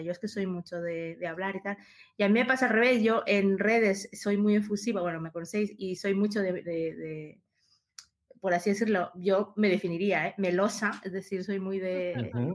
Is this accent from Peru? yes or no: yes; Peru; moved away; yo nací en Perú, empecé a estudiar allá, ingeniería informática